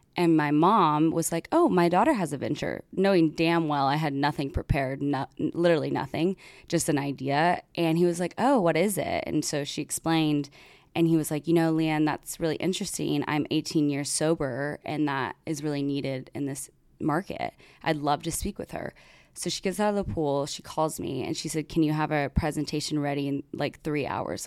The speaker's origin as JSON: {"language": "English", "country": "United States", "said": "I'm American"}